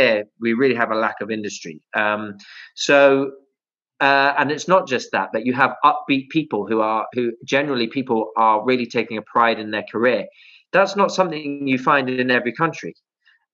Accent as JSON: {"language": "English", "country": "United Kingdom", "also_born_or_lived": "Middle East", "moved": "as an adult", "said": "I never want to lose my Britishness or my connectivity to the UK"}